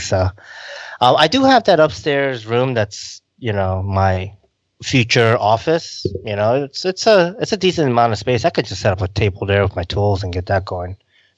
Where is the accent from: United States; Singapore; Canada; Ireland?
United States; Rockland County, New York; I grew up in Rockland County and just above New York City